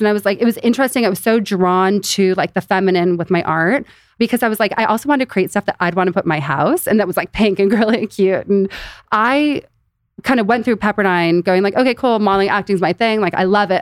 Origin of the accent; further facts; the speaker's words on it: Beverly Hills, California, United States; also born or lived in Los Angeles; born and raised in Beverly Hills